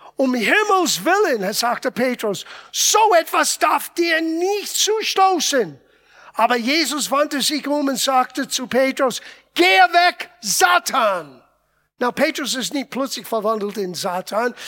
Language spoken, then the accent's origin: German; Italy; moved away; Ich bin Italiener